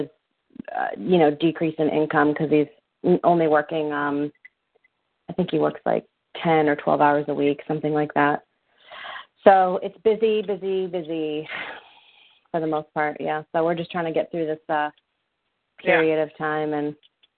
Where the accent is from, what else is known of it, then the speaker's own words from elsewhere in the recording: New Hampshire, United States; now in Massachusetts, United States; I'm from New Hampshire.